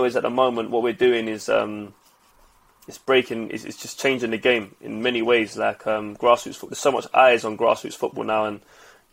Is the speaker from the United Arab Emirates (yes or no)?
no; London, United Kingdom; we're from Lewisham